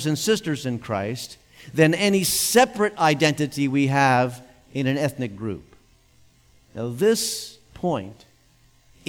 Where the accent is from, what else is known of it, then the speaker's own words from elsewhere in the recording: United States; I feel blessed to have been born in this nation.